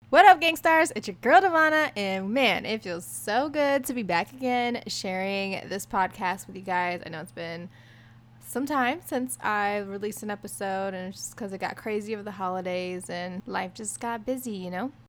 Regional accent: Virginia, United States; also born or lived in San Diego; now in Houston, United States; I'm actually originally from Virginia

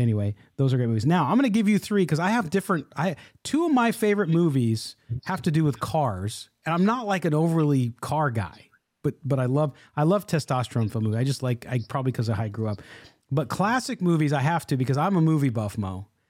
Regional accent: Chicago, Illinois, United States; moved away; I was from Chicago

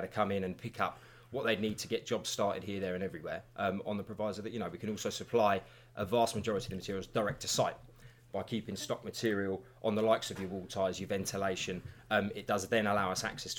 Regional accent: West Sussex, South East England, United Kingdom; also born or lived in Uckfield; I was born and raised in West Sussex

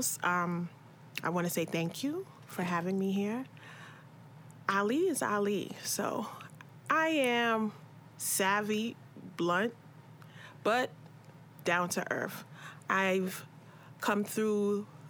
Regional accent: New York City, New York, United States; also born or lived in Barbados; Growing up in the 80s, 90s here, Crown Heights

